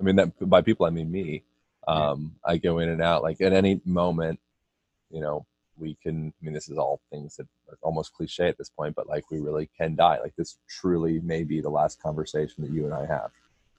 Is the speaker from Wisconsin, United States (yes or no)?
no; Lancaster, Pennsylvania, United States; born there; I was born in Amish country, Pennsylvania, Lancaster, Pennsylvania.